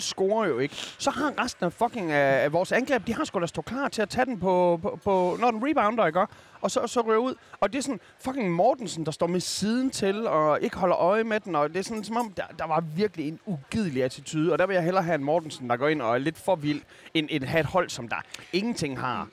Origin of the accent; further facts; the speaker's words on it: Skanderborg, Central Denmark Region, Denmark; som vokset op i Skanderborg